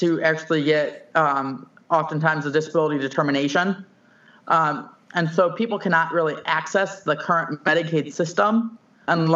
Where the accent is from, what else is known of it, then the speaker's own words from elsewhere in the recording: St. Louis, Missouri, United States; also born or lived in Elk Grove Village, Illinois / Kirkwood, Missouri; I was born in Illinois, in Elk Grove Village, moved to St. Louis at the age of 3 because my dad's work moved them to St. Louis